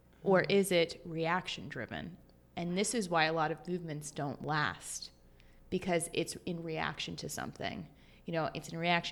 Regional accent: New Jersey, United States; I'm from New Jersey

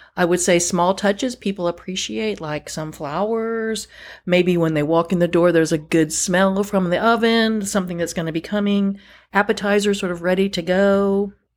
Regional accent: Northern Virginia, United States; moved away as an adult; now in North Carolina, United States; I grew up in Northern Virginia, which is really not part of the South

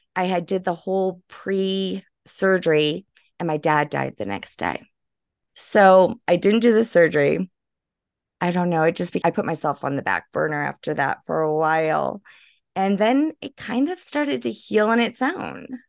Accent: New Orleans, Louisiana, United States; I'm originally from New Orleans. I'm French Creole.

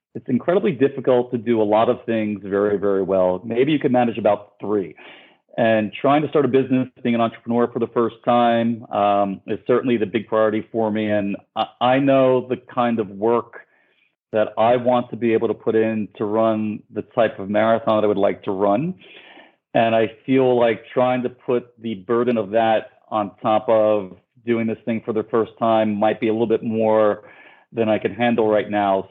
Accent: New York City, New York, United States; moved away as an adult; now in Miami, United States; I'm born and raised in New York, and I'm part of that New York City running community

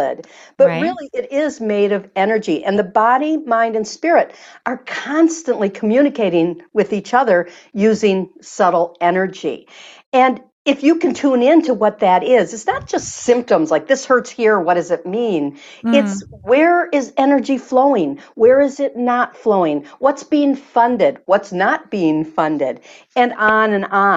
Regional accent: Michigan, United States; I'm from Michigan

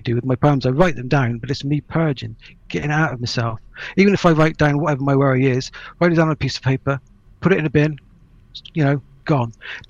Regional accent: Ireland; Apologies there, I am Irish.

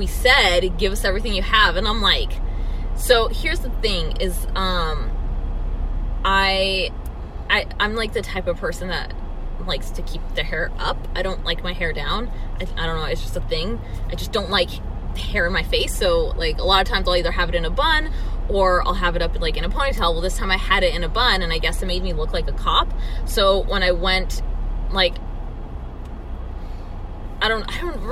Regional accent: United States; accent: American

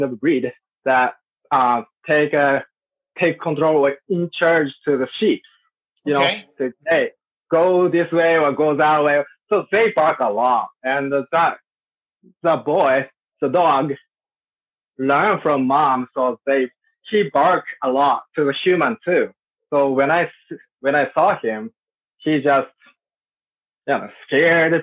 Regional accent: Sapporo, Hokkaido, Japan; I'm from Japan, Sapporo. That's my hometown. I was born there.

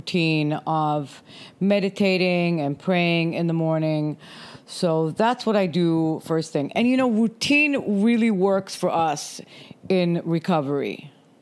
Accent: Germany; now in United States; I am originally from Germany. I moved here 30 years ago

